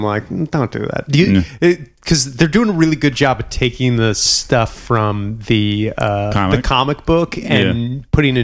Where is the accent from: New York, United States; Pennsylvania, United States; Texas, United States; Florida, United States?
New York, United States; Buffalo; also born or lived in Bronx, New York; I'm from Buffalo.